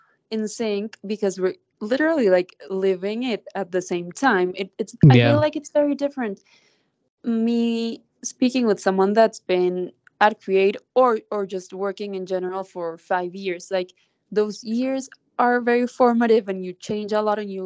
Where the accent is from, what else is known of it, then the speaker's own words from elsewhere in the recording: Colombia; also born or lived in New York; now I'm back in Colombia